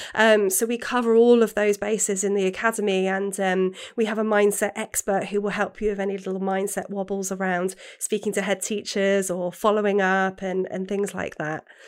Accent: England, United Kingdom; now in Wales, United Kingdom; when I grew up in England, um, having a Welsh name

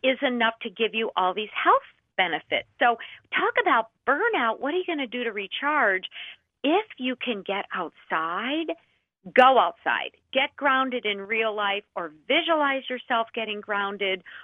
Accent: Minnesota, United States; I am from Minnesota.

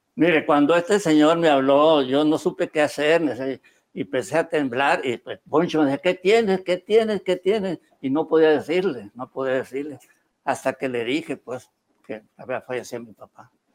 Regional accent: El Recodo, Sinaloa, Mexico; pues yo nací en el recodo. Mi pueblo donde yo nací se llama el recodo

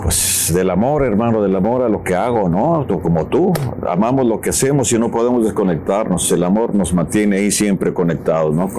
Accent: Ario de Rosales, Michoacán, Mexico; nos íbamos allá en el pueblo, en área de Rosales, de Michoacán, que me pongo de pie por mi tierra

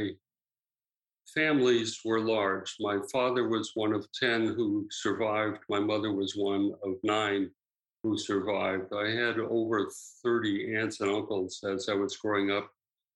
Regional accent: Wheaton, Illinois, United States; moved away as an adult; also born or lived in Ohio; now in Vancouver, Canada; I grew up in Wheaton, Illinois, about 25 miles straight west of Chicago

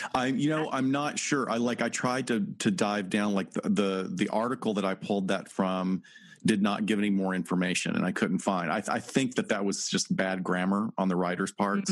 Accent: North Alabama, United States; I'm from North Alabama

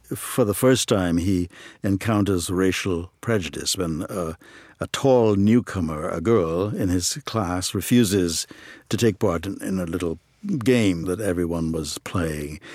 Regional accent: Trinidad & Tobago; moved away as an adult; also born or lived in Ohio; now in United States; I grew up in Trinidad and Tobago

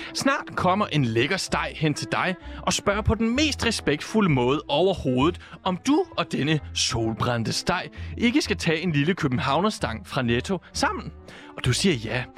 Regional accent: Southern Jutland, Southern Denmark, Denmark; der, hvor jeg kommer fra

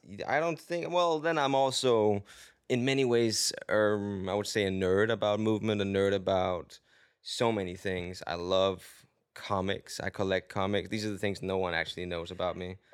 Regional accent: Denmark; English is a second language; moved away as an adult; also born or lived in London; now in Los Angeles, United States; I am from Denmark

